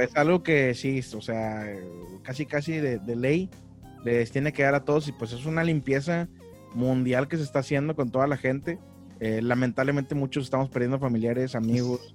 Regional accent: Monterrey, Nuevo León, Mexico; moved away as an adult; now in Ciudad Mante, Mexico; soy de Monterrey, nací en Monterrey, pero me considero eh, potosino, huasteco, porque mis papás son de allá de, de la Huasteca Potosina

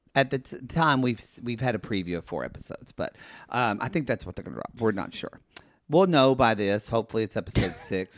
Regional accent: Oklahoma, United States; now in Los Angeles, United States; I say I'm from Oklahoma

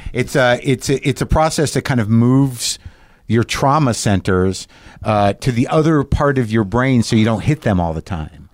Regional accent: Albuquerque, New Mexico, United States; moved away; when I was growing up in Albuquerque, New Mexico

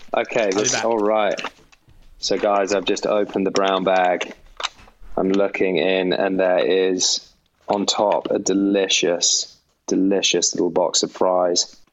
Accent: Gloucestershire, South West England, United Kingdom; also born or lived in London / Eton; I was born in London, um, but then soon after uh, moved down to the countryside to Gloucestershire

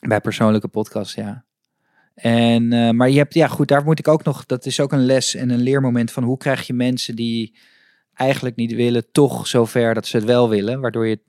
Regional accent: Amsterdam, North Holland, Netherlands; ik kom uit Amsterdam en ik fiets iedere ochtend naar mijn, naar, naar mijn studio door het Vondelpark

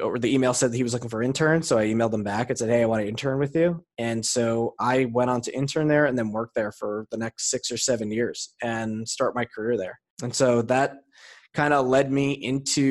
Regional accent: Hackensack, New Jersey, United States; also born or lived in Rochelle Park, New Jersey; I am a New Jersey born and raised guy. I grew up in Hackensack and Rochelle Park in Bergen County, New Jersey

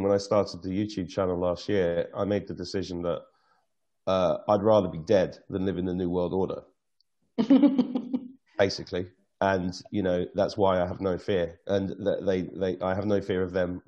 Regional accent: England, United Kingdom; as an Englishman

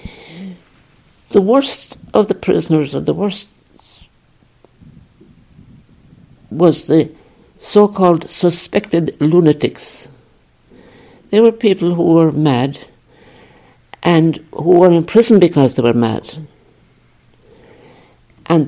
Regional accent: County Kerry, Ireland; moved away as an adult; also born or lived in Liverpool / Nigeria; I'm from Kerry. I'm from southwest Kerry

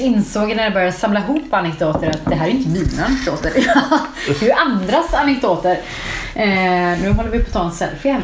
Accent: Färila, Gävleborg County, Sweden; moved away; jag är uppvuxen i Färila

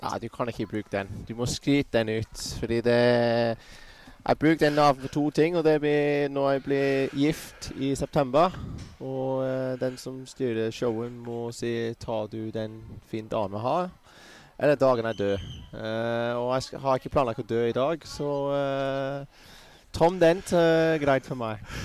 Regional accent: Bournemouth, South West England, United Kingdom; Norwegian is a second language; moved away; also born or lived in Kettering; Jeg vokste opp i Bournemouth, men jeg var født i Kettering

